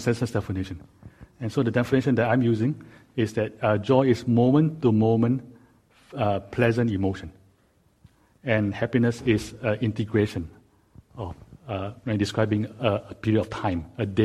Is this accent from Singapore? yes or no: yes; Singapore; now in Silicon Valley, United States; I was growing up in Singapore